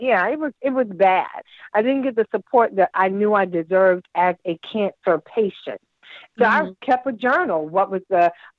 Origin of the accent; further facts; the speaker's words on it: Virginia Beach, Virginia, United States; also born or lived in North Carolina; now in Washington, D.C., United States; I'm originally from Virginia Beach